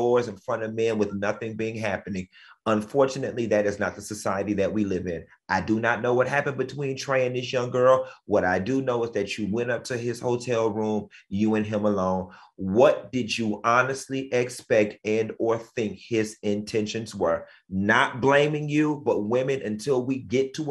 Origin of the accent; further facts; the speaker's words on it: Miami, Florida, United States; when I was growing up in Miami